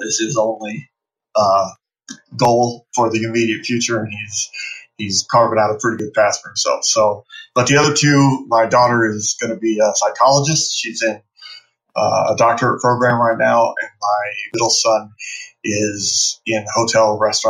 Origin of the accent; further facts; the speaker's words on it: Phoenix, Arizona, United States; I live in Phoenix. I was born and raised here in the Valley.